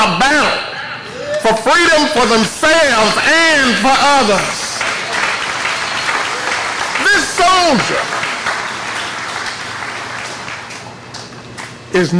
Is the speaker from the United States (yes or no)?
yes; College Grove, Tennessee, United States; I'm the only one, I guess, that's a native of Williamson County. I've been here all of my life except for a few years that I went away to go to work, but I was born in College Grove